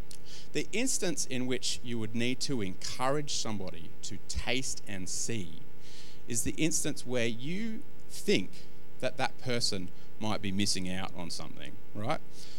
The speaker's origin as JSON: {"language": "English", "country": "Australia", "said": "Jono, I'm Australian. People have been shoving those things, you know, into my mouth at any given moment for the whole of my life. In fact, I think premature babies in this country get"}